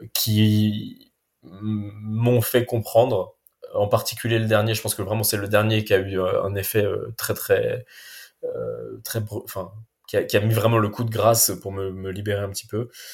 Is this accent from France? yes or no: yes; Paris, Île-de-France, France; moved away as an adult; now in Basque Coast, France; Paris que j'habitais depuis 35 ans, donc c'est pareil, ça avait été toute ma vie, toute mon enfance, ma jeunesse, mon éducation, mes potes, tout, tout était à Paris.